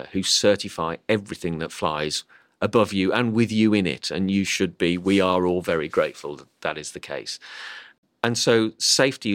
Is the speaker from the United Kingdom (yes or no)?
yes; Midlands, United Kingdom; moved away as an adult; now in Cambridge, United Kingdom; I'm originally from the Midlands